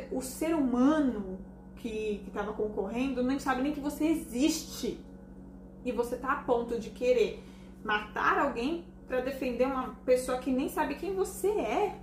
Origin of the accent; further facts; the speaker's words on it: Brazil; nós somos brasileiros, acima de tudo, nós somos brasileiros